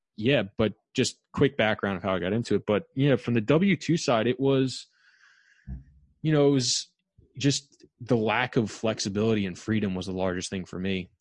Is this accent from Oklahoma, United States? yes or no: no; New York, United States; also born or lived in Massachusetts; I'm from New York, born and raised, went to school in Long Island